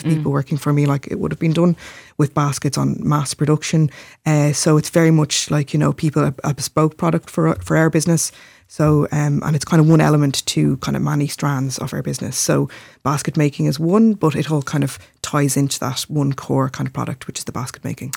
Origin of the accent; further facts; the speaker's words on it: Glendalough, Leinster, Ireland; growing up in Glendalough